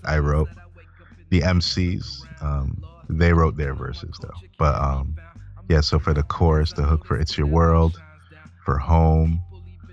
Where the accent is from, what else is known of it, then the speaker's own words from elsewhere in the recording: Malawi; moved away; I'm back home in Malawi